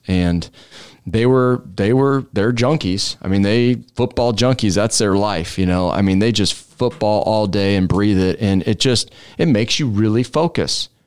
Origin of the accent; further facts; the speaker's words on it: Omaha, Nebraska, United States; one hundred fifty-first and Drexel is where I grew up